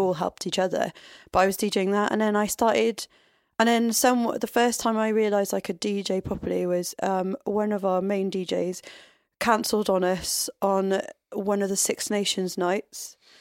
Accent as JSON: {"language": "English", "town": "Tenby", "region": "Wales", "country": "United Kingdom", "tie": "born or raised there", "said": "I grew up in Tenby, which is a tourist town."}